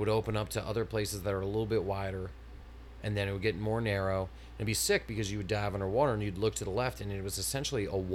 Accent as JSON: {"language": "English", "region": "Northeast", "country": "United States", "tie": "born or raised there", "said": "we grew up in the Northeast"}